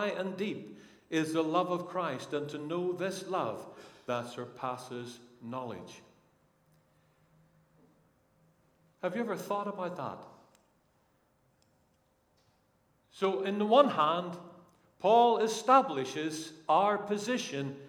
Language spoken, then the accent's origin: English; Northern Ireland, United Kingdom; now in England; I come from Northern Ireland